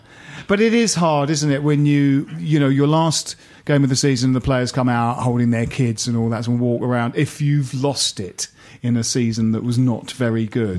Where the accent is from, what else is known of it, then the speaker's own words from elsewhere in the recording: London, United Kingdom; I'm from London. Please don't talk to me.